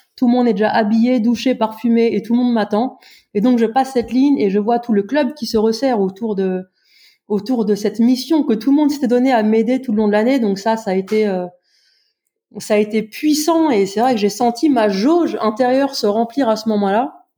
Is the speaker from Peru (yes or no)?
no; Brittany, France; J'habite dans la région la plus ensoleillée euh, de France et la plus exotique puisque je viens de Bretagne.